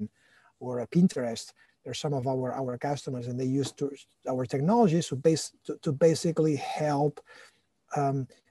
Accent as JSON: {"language": "English", "town": "Barcelona", "region": "Catalonia", "country": "Spain", "moved": "as an adult", "lives_now": "United States", "said": "I'm originally from Barcelona"}